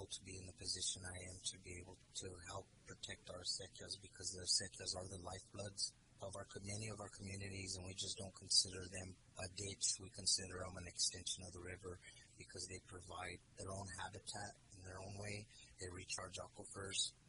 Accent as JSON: {"language": "English", "town": "Pecos", "region": "New Mexico", "country": "United States", "tie": "born or raised there", "said": "I was raised in Pecos, New Mexico. I'm a 13th generation New Mexican."}